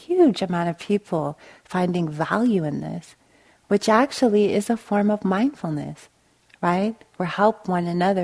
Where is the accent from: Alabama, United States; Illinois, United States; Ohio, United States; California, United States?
California, United States; Long Beach; I grew up in East Long Beach, right on the Compton border